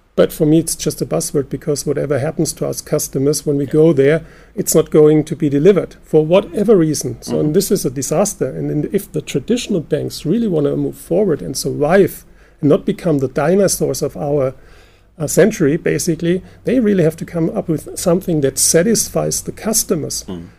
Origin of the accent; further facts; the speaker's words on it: Germany; since we're from Germany